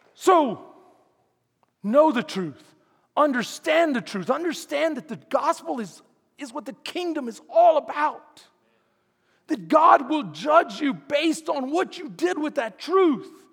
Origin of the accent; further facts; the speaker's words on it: Houston, Texas, United States; I'm from Houston